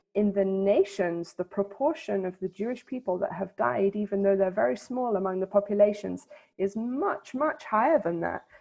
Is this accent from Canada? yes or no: no; England, United Kingdom; moved away as an adult; also born or lived in London / Helsinki / The Hague, Netherlands; now in Jerusalem, Israel; When I grew up in England